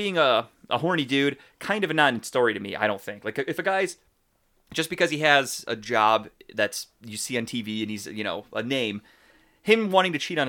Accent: Cleveland, Ohio, United States; We're from Cleveland.

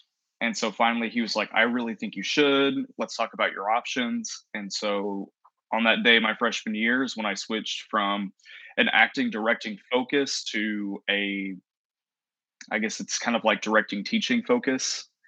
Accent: Woodville, Texas, United States; moved away as an adult; also born or lived in Corpus Christi, Texas / Palestine, Texas; I grew up in Woodville, Texas. I went to Woodville High School, and that's where I graduated from.

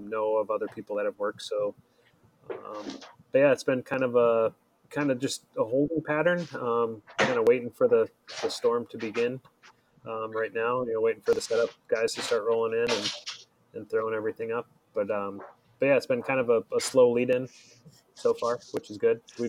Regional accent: Atlanta, Georgia, United States; moved away; where I grew up in Atlanta

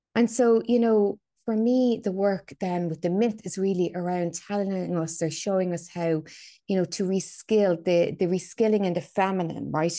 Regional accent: Dublin, Leinster, Ireland; So, yeah, so I'm from Dublin, right? I'm a Dubliner, born and bred. I grew up in a very, you know, working class suburb of Dublin.

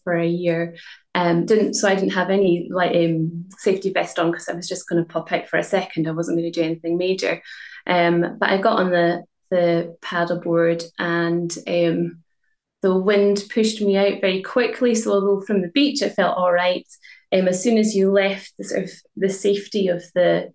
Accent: Inverness, Scotland, United Kingdom; I'm from Inverness

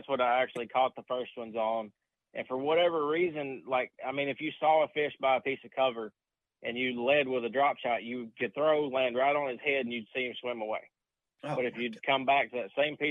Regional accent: United States; growing up on Tennessee River

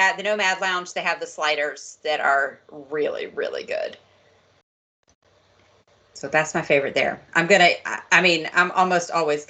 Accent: the South, United States; I am from the South

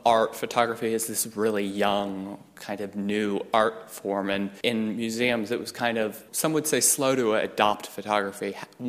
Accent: Atlanta, Georgia, United States; It's in Atlanta, Georgia, my hometown.

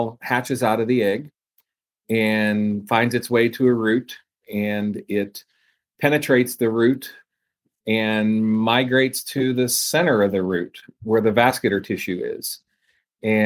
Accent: just outside of Pittsburgh, southwestern Pennsylvania, United States; moved away as an adult; also born or lived in Georgia; now in Iowa, United States; I am from Pennsylvania, southwestern Pennsylvania, just outside of Pittsburgh.

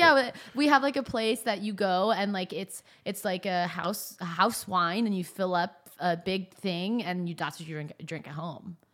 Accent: Northern California, United States; moved away; also born or lived in Phoenix; I grew up in Northern California. I grew up going to Napa

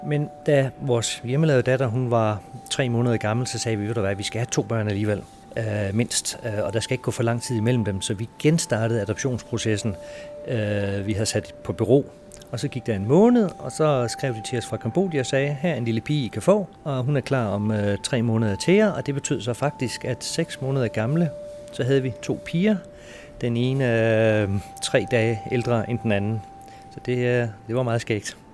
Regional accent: Denmark; moved away as an adult; also born or lived in Singapore / Shanghai / Dubai; Jeg er adopteret fra Danmark til Danmark.

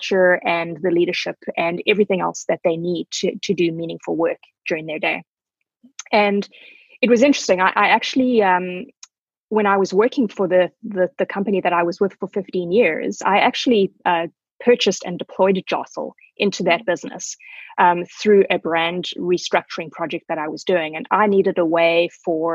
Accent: South Africa; moved away as an adult; also born or lived in Zimbabwe / England; now in Vancouver, Canada; So I was born in Zimbabwe, or Rhodesia at the time. That was 45 years ago. And I grew up in South Africa.

